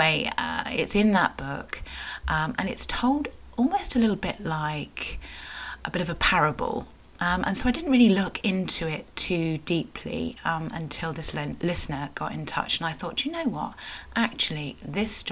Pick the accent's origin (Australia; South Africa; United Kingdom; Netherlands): United Kingdom; Cornwall, South West England; I am a Cornish writer, blogger and sometimes podcaster